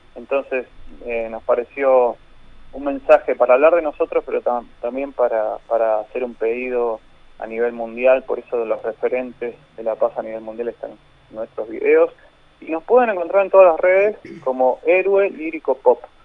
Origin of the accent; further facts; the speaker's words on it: Argentina; como argentinos